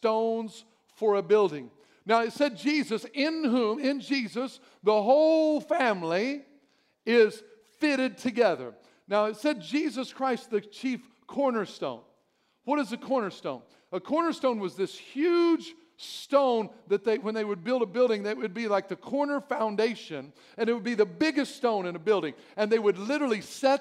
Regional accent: Albion, Illinois, United States; I'm from Albion, and we had our own brick-making place there. Our streets were all made with brick

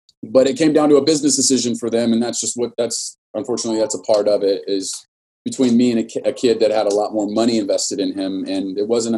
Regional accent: Norwalk, California, United States; I was born and raised in Norwalk, California, single mother

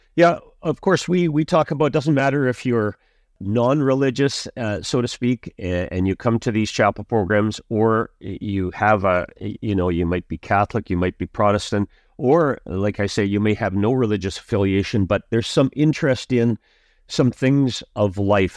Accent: Saskatchewan, Canada; moved away; also born or lived in Brandon, Manitoba / Bengough, Saskatchewan; as a kid growing up in Saskatchewan

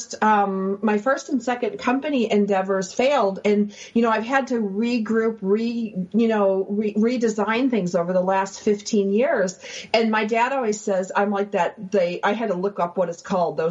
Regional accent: Buffalo, New York, United States; we grew up in Buffalo where we're playing hockey all the time

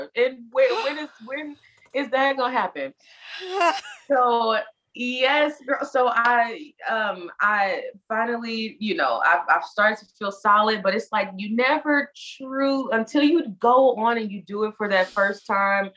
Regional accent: Indianapolis, Indiana, United States; moved away as an adult; also born or lived in Chicago, Illinois; now in New York, United States; I'm from Indianapolis, Indiana

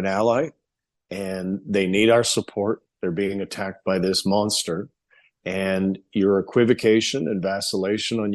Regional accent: Alberta, Canada; I grew up with in Alberta

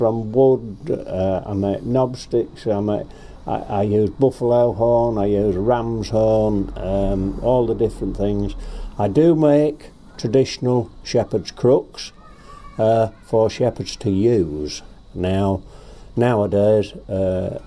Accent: Binbrook, East Midlands, United Kingdom; I was born in Lincolnshire at a place called Binbrook, and my father was a rabbit catcher

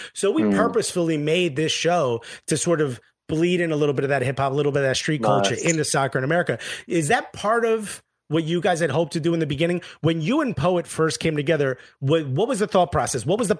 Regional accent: Newark, New Jersey, United States; And I'm born and raised in Newark, New Jersey, which is, you know, Tottenham, but with guns.

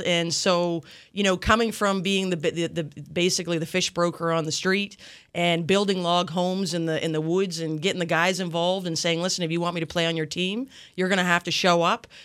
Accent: Yarmouth, Nova Scotia, Canada; I grew up in Yarmouth, um, a long time ago

